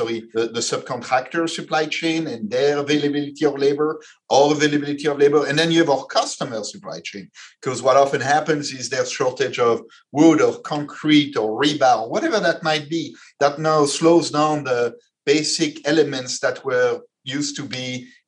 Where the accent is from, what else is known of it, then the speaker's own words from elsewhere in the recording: Belgium; moved away; I come from Belgium. I come from a country where when you start a company